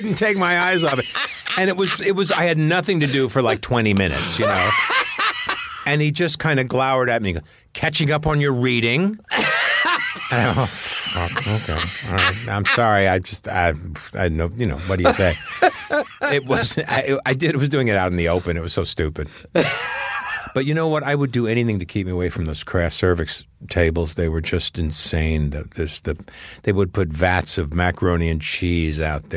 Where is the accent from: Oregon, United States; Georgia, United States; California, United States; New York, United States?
New York, United States; Sea Cliff; moved away; I grew up in Seacliff